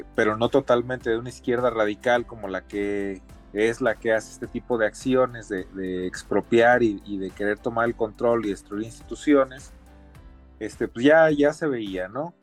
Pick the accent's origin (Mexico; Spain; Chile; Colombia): Mexico; como mexicanos